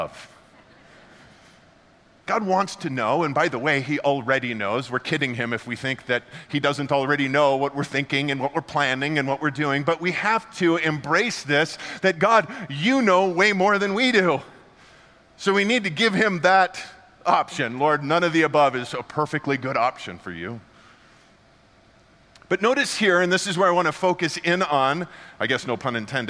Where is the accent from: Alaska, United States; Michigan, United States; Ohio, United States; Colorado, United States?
Colorado, United States; I grew up here in Colorado